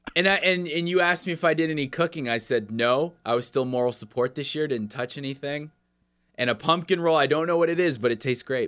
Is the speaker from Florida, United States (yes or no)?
yes; Florida, United States; moved away